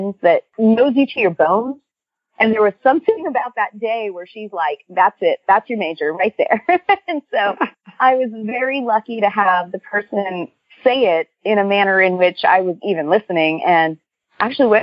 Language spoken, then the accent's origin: English; Corpus Christi, Texas, United States; I'm from Corpus Christi, which is in South Texas.